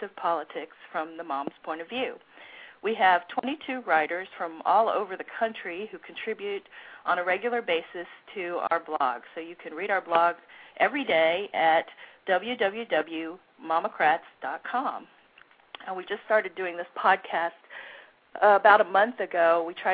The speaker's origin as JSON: {"language": "English", "region": "Ohio", "country": "United States", "tie": "born or raised there", "moved": "yes", "said": "Ohio, which is my home state, where I grew up"}